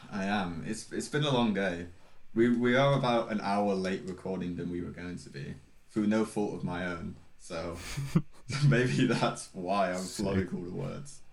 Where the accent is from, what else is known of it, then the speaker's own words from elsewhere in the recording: South of England, United Kingdom; It might not be obvious by my by my multicultural accent, but I am from the south of England.